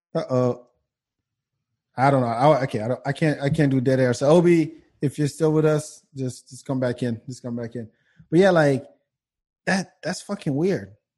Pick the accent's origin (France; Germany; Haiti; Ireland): France; moved away; the guys I grew up with in France